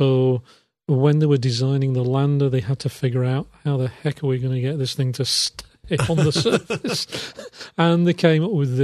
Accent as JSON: {"language": "English", "region": "England", "country": "United Kingdom", "moved": "yes", "lives_now": "Transylvania, Romania", "said": "I'm English"}